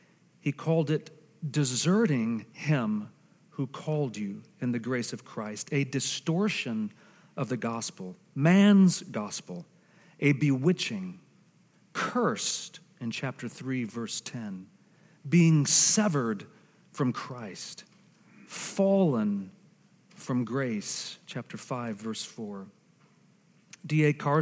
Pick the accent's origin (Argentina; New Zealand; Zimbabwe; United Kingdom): Argentina; Some of you know that I am a missionary kid. I was raised in Argentina.